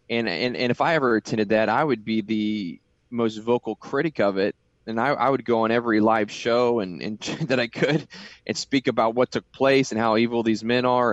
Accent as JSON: {"language": "English", "region": "Kansas", "country": "United States", "tie": "born or raised there", "said": "I grew up in Kansas"}